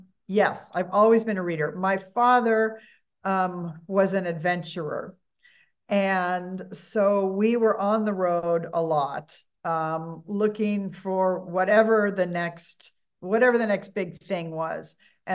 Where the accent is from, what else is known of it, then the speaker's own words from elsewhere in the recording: Huntington Beach, California, United States; I was born in Huntington Beach, grew up, you know, on the beaches of Southern California in the early 60s.